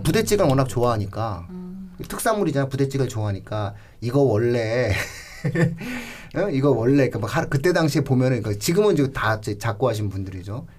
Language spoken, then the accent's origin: Korean; Pyeongtaek, Gyeonggi Province, South Korea; 제가 경기도 평택 출신이다 보니까